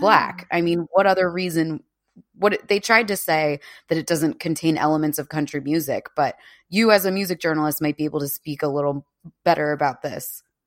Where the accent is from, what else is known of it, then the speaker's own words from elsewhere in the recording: United States; moved away as an adult; now in United Kingdom; someone from New York, New Jersey, Pennsylvania